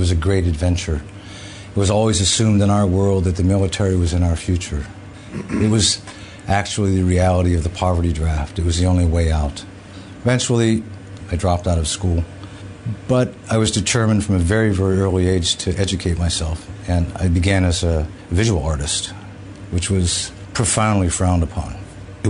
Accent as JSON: {"language": "English", "town": "Pittsburgh", "region": "Pennsylvania", "country": "United States", "tie": "born or raised there", "said": "I grew up in Pittsburgh, Pennsylvania"}